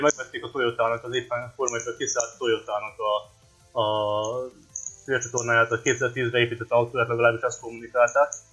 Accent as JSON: {"language": "Hungarian", "region": "Vojvodina", "country": "Serbia", "tie": "born or raised there", "moved": "yes", "said": "Szerbiában születtem, úgyhogy eh, ezt tartom az otthonnak"}